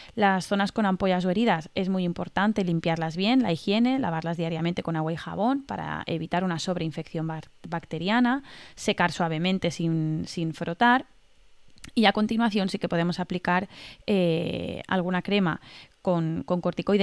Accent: Mallorca, Balearic Islands, Spain; now in Valencia, Spain; Yo vivo en Valencia, pero soy de Mallorca

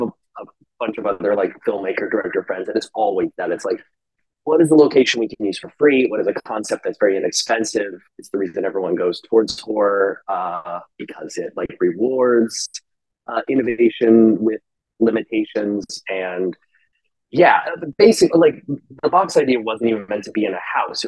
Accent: Redding, California, United States; moved away as an adult; now in Los Angeles, United States; I'm from Northern California, a town called Redding, and shot a bunch of terrible skits when I was a kid growing up.

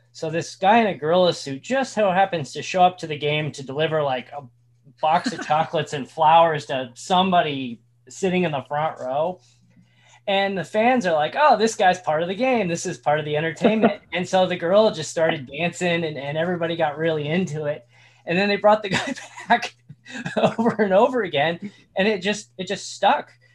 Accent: Indiana, United States; moved away; I grew up in Indiana

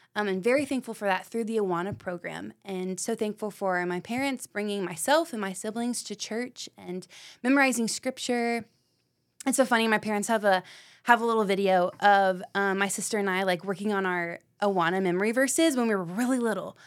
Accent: Knoxville, Tennessee, United States; I am born and raised in Knoxville, Tennessee.

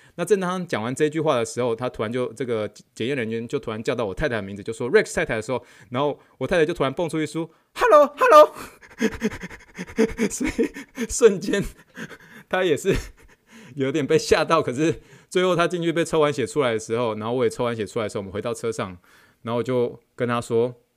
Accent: Taiwan; now in United States; 他们都知道我从台湾来的

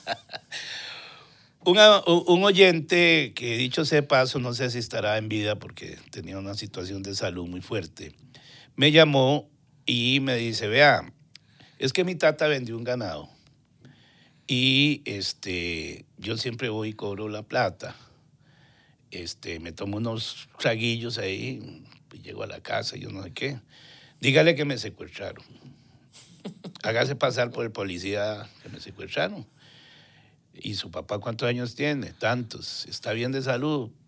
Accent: Tibás, San José, Costa Rica; Tibaseño, puro centro puro centro de Tibás.

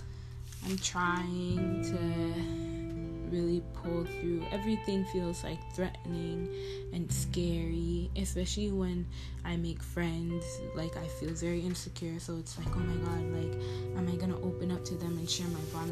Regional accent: Toronto, Ontario, Canada; I was from Toronto

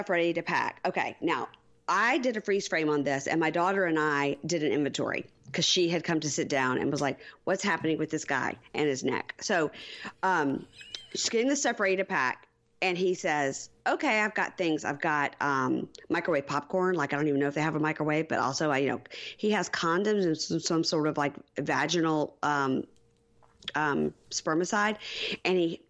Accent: Mississippi, United States; I'm from Mississippi.

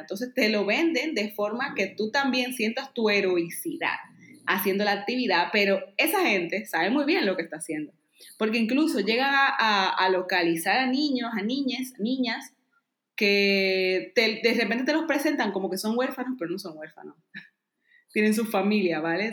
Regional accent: Dominican Republic; now in Spain; todos mis amigos y familia en Dominicana tenían trabajo

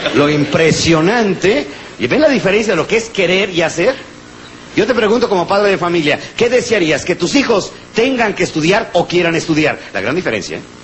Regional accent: Mexico; somos los mexicanos

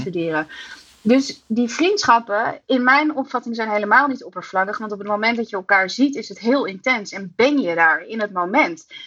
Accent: Amsterdam, North Holland, Netherlands; ik kom uit Nederland en dan uit Amsterdam

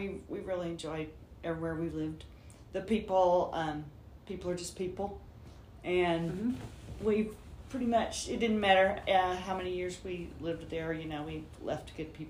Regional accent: Shelbyville, Tennessee, United States; moved away; I was born in Shelbyville, Tennessee, right below Nashville.

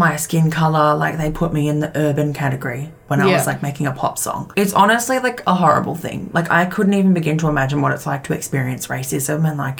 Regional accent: Australia; we're Australian.

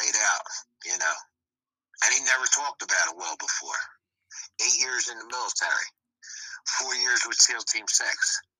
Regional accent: Philadelphia, Pennsylvania, United States; we're from Philly

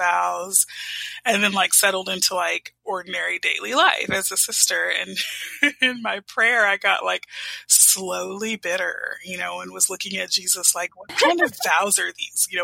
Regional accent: Houston, Texas, United States; I grew up in Houston, Texas.

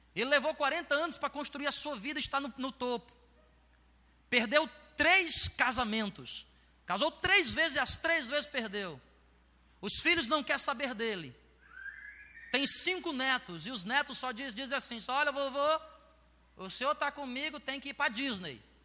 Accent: Ceará, Brazil; moved away; Eu nasci lá no Ceará

